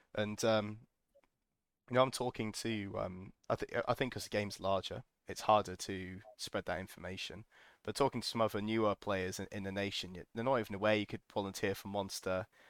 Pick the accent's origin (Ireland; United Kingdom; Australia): United Kingdom; we're British